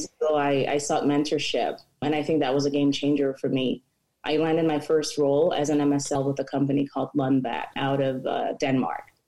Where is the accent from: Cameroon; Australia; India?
Cameroon; moved away as an adult; now in United States; I am also from Cameroon, been in the US as well about 18 years.